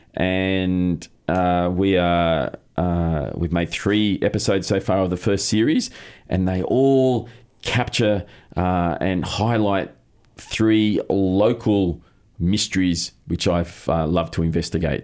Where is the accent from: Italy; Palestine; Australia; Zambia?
Australia; growing up in Australia